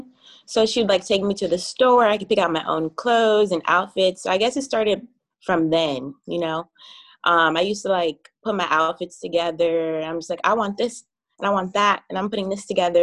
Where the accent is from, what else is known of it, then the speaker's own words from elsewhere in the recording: New York City, New York, United States; I'm from Brooklyn, New York. I reside in Flatbush area right now